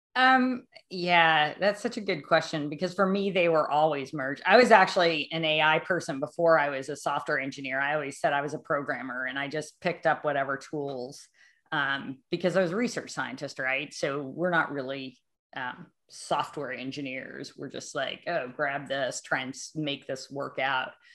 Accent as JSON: {"language": "English", "region": "Arkansas", "country": "United States", "also_born_or_lived": "Los Alamos", "moved": "as an adult", "lives_now": "Boston, United States", "said": "I'm from Arkansas and it's lovely. I love I love Arkansas. I just couldn't live there anymore."}